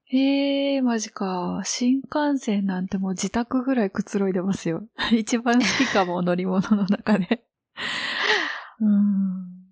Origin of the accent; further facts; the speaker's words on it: Osaka, Japan; moved away; 地元が大阪